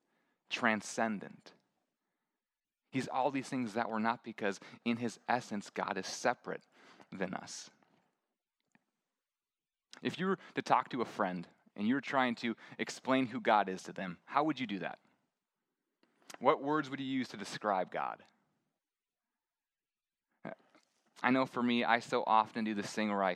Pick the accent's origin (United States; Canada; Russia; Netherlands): United States; Midwest; moved away; I grew up in the Midwest